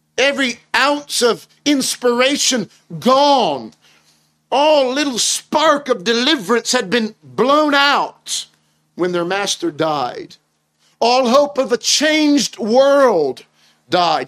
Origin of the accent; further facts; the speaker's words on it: United States; moved away as an adult; now in United Kingdom; I'm originally from the States.